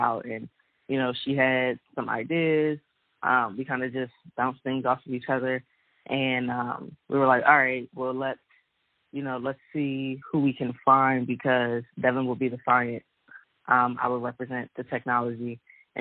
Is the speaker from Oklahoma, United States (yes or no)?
no; Bowie, Maryland, United States; I'm originally from Bowie, Maryland, which is in Prince George's County, Maryland, which is it pretty much borders Washington, D.C.